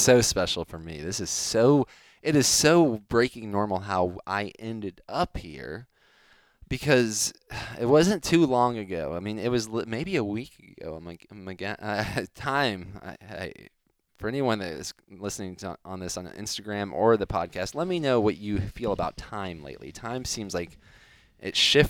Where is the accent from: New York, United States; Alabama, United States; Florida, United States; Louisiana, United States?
Florida, United States; Miami; where I was born in Miami